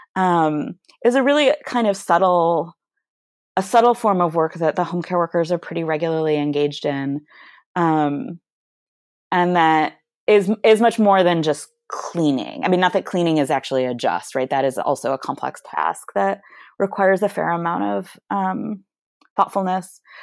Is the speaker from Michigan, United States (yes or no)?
yes; Michigan, United States; moved away; I'm from Michigan originally